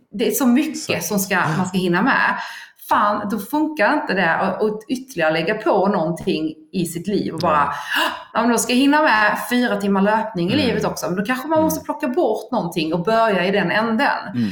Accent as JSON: {"language": "Swedish", "region": "Skåne", "country": "Sweden", "said": "jag är ju då skåning"}